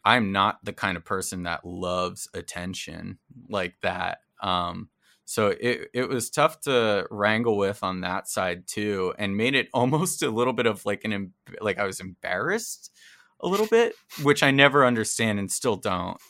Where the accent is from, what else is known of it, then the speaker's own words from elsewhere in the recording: New Jersey, United States; moved away; I grew up in New Jersey